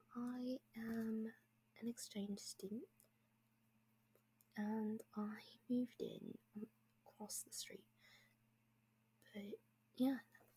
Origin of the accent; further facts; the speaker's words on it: Canada; I am from Canada.